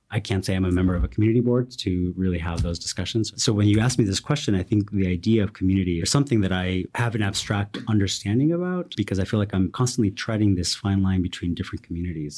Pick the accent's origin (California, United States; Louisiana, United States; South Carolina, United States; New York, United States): California, United States; Watsonville; I grew up in a very, very tiny town called Watsonville in California, the Bay Area, South Bay